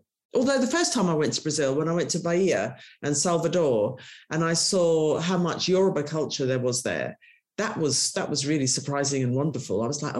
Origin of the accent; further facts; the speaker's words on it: London, United Kingdom; accent: English; growing up in Britain at the time that I did, you know, feeling like an outsider, being a person of colour, but knowing that there was somewhere else where my father had come from